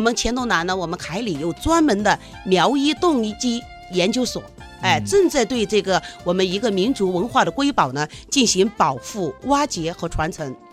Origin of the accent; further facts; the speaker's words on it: Rongjiang, Guizhou, China; also born or lived in Kaili; 这个短裙苗呢，是在我们黔东南州的榕江，嗯。就是我的家乡，我是榕江人